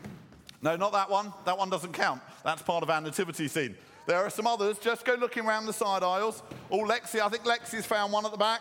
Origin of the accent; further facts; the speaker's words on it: Croydon, London, United Kingdom; When I was young and growing up in Croydon